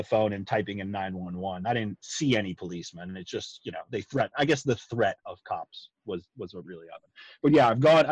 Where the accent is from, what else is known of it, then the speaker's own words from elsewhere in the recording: Long Island, New York, United States; moved away as an adult; also born or lived in North Carolina / Virginia; now in Georgia, United States; I'm a full-blown Yankee, born and raised on Long Island